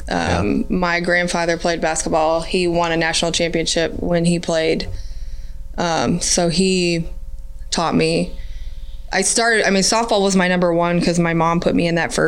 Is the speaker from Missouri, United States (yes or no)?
yes; Gladstone, Missouri, United States; also born or lived in Smithville, Missouri / Riverside, Missouri; now in Raytown, United States; Kansas City, Missouri. I was born in Smithville, lived in Gladstone most of my life. Parents moved to Riverside in my middle school years